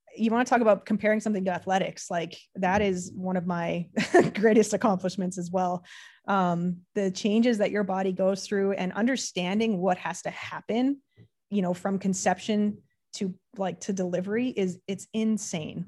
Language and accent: English; Canada; being Canadian